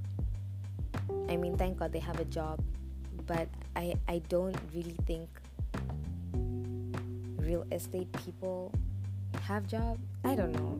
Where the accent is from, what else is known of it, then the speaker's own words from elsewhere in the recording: Botswana; now in Zambia; I was born and raised in Botswana. I am Zambian by nationality. I live in Zambia